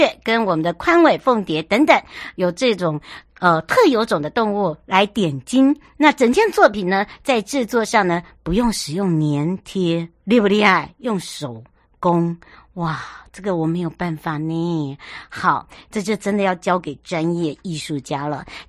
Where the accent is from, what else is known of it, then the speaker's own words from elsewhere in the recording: Yuli, Hualien County, Taiwan; 从呃我的家乡玉里一直要到台东，